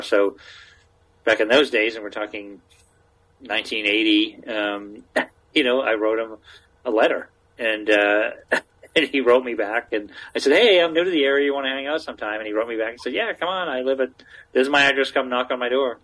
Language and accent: English; Maine, United States; moved away; also born or lived in Massachusetts; I grew up in Maine